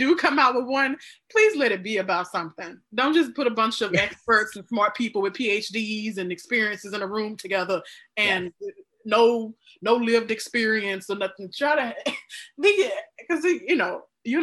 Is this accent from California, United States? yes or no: no; Mississippi, United States; moved away; I'm from Mississippi. My mom and my brother still live